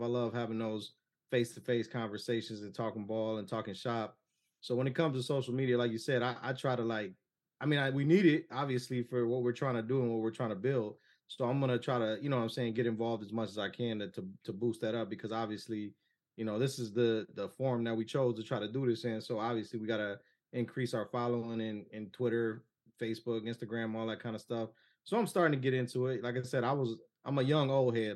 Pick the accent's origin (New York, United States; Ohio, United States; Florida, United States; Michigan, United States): Ohio, United States; Cleveland; I'm born and raised in Cleveland